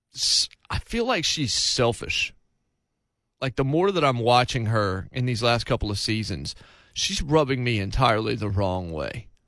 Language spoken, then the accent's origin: English; Martinsville, United States; moved away; also born or lived in North Carolina / South Carolina / Kentucky; my hometown of Martinsville